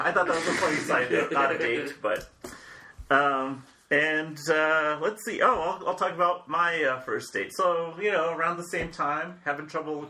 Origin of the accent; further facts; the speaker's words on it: Denver, Colorado, United States; Here in Denver.